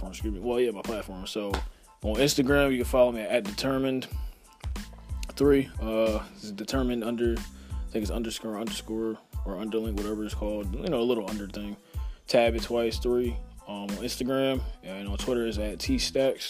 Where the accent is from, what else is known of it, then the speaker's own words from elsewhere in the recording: Philadelphia, Pennsylvania, United States; I was raised in the Philadelphia area, repping at 215